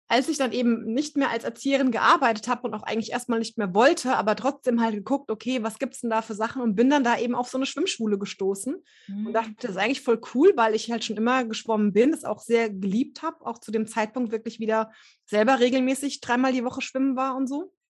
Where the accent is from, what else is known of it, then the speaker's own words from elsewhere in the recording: Hesse, Germany; Ähm, ich komme hier aus dem Rhein-Main-Gebiet und bin jetzt gerade Ende 30.